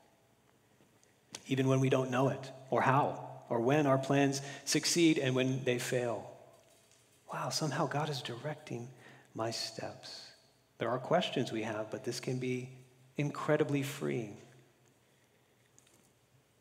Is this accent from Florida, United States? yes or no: yes; Florida, United States; now in California, United States; growing up in Florida